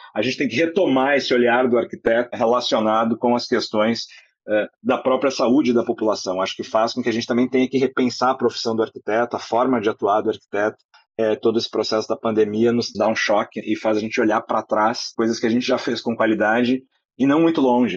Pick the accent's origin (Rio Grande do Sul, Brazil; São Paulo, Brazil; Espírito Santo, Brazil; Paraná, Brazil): Rio Grande do Sul, Brazil; interior of; Eu sou do interior do Rio Grande do Sul.